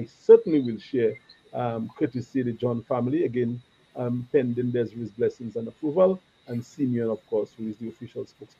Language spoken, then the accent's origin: English; Calibishie, Saint Andrew, Dominica; we are from Calabishi together, and we are neighbors in every aspect.